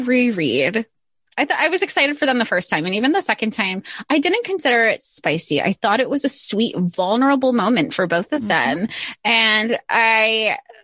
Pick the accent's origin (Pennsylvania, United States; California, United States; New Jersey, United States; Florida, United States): Florida, United States; now in New York, United States; I grew up in Florida, but here I am in New York